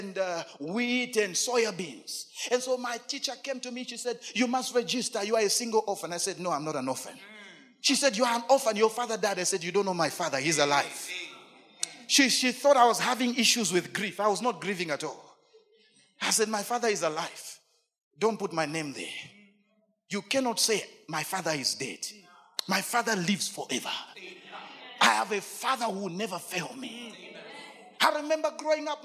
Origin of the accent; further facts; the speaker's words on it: Lusaka, Lusaka Province, Zambia; I come from Chibolia. I live in Chibolia, but Chibolia does not live in me.